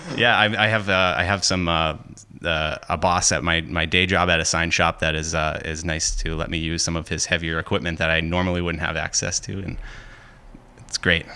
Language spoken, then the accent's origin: English; Hampton Falls, New Hampshire, United States; I'm from Hampton Falls, New Hampshire